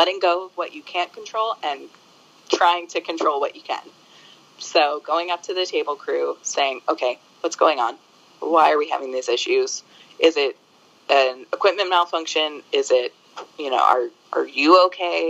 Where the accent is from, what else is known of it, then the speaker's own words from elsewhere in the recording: New Jersey, United States; moved away as an adult; also born or lived in Buffalo; now in San Diego, United States; I'm from New Jersey. I was raised by a New Yorker